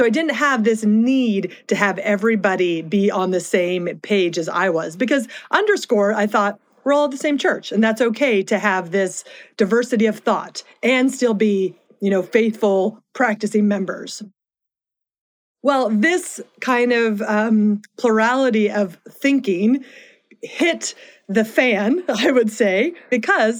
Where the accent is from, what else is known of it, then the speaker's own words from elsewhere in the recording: the East, East Coast, United States; our family had shifted to the East. And so it was interesting growing up, because we were growing up in a place where being a member of the Church of Jesus Christ of Latter-day Saints was not common